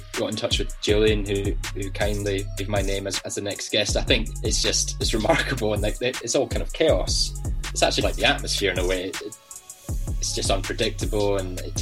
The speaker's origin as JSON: {"language": "English", "town": "Newtonmore", "region": "Scotland", "country": "United Kingdom", "tie": "born or raised there", "moved": "as an adult", "lives_now": "London, United Kingdom", "said": "growing up in Scotland, being in the heart of the Cairngorms National Park, as you mentioned, in a very small town called Newton Moor"}